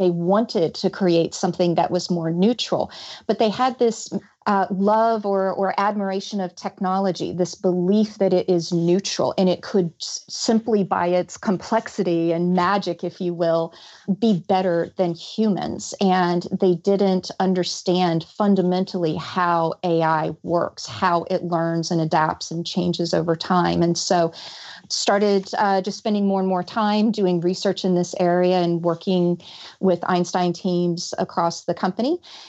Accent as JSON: {"language": "English", "region": "Georgia", "country": "United States", "said": "I am. Yes. I've mostly lost my accent, but if you listen to me speak to my mother on the phone or if I get really mad"}